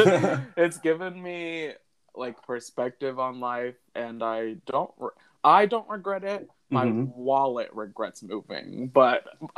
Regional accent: Alexandria, Virginia, United States; moved away as an adult; also born or lived in Arlington, Virginia / Harrisonburg, Virginia; I was born in Arlington, Virginia, and I moved to Alexandria, like, midway through elementary school.

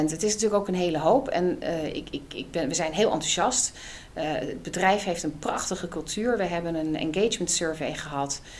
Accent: South Holland, Netherlands; also born or lived in Amsterdam; altijd wel interessant, want ik ben als ehm, eh, ik ben opgegroeid achter, in het achterland van Rotterdam.

